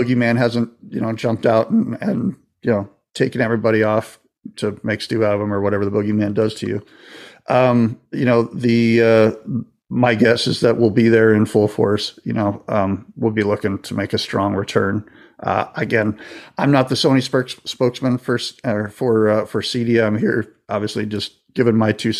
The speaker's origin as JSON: {"language": "English", "region": "Florida", "country": "United States", "tie": "born or raised there", "said": "I grew up in Florida, so I've been on a boat or two"}